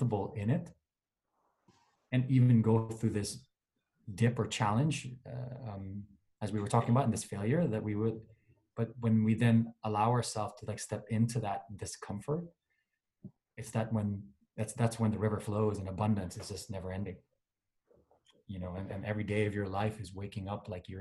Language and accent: English; Manila, Metro Manila, Philippines; moved away as an adult; I grew up in Manila in a village called Alabang.